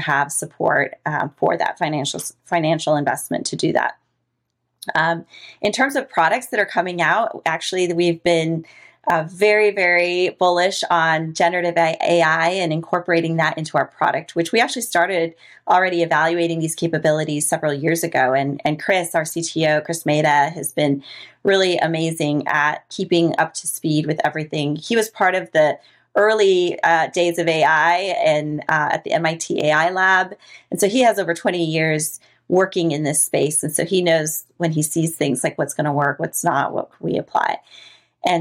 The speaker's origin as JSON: {"language": "English", "country": "Costa Rica", "tie": "born or raised there", "moved": "yes", "said": "I'm from Costa Rica. One thing you and I didn't talk about is the fact that I'm actually from Latin America, which is where I grew up"}